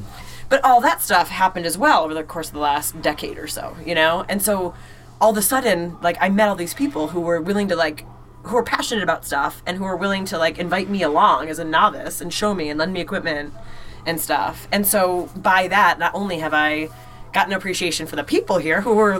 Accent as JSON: {"language": "English", "region": "Illinois", "country": "United States", "accent": "nasally", "moved": "as an adult", "lives_now": "Maine, United States", "said": "I'm actually, and maybe you can tell by my nasally pronunciations, I'm from Illinois originally"}